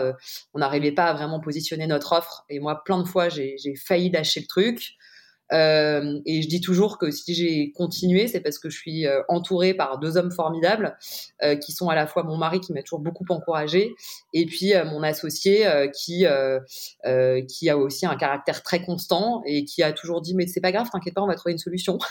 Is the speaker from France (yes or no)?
yes; Paris, Île-de-France, France; j'ai grandi à Paris